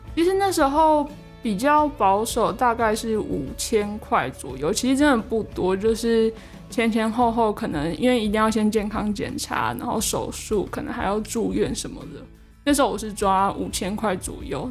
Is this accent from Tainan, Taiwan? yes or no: no; Hualien, Hualien County, Taiwan; moved away as an adult; now in Kaohsiung, Taiwan; 其实我自己算是东部人，那，呃，我是花莲人，所以其实相较于北部，其实我在花莲的时候是随处都可以看见山的